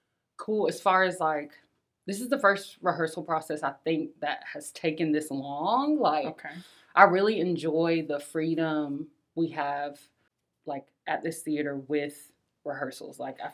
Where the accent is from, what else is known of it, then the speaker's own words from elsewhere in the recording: Spartanburg, South Carolina, United States; moved away as an adult; also born or lived in Columbia, South Carolina; now in Lanesboro, United States; So I'm originally from South Carolina. I come from Spartanburg, South Carolina, which is in the upstate area. I went to college in Columbia at the University of South Carolina.